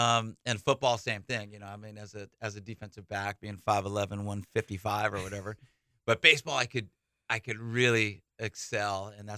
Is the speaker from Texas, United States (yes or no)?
no; California, United States; now in Hawaii, United States; You know what? I grew up in the Bay Area.